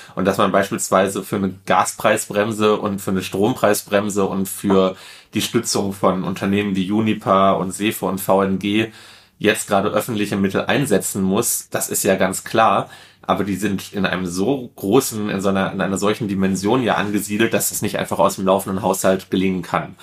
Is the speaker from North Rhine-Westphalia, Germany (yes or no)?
yes; Duisburg, North Rhine-Westphalia, Germany; gebürtiger Duisburger, in Duisburg aufgewachsen, komme eigentlich aus einer ganz klassischen Ruhrgebietsfamilie